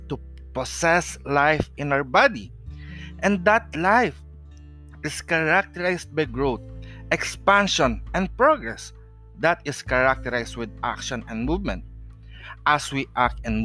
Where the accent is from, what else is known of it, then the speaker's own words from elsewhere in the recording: Philippines; I am a Filipino traditional healer or Manghihilot